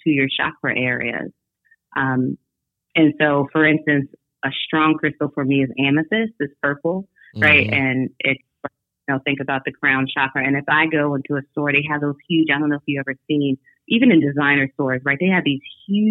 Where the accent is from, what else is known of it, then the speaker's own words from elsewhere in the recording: New York, United States; I was born in New York.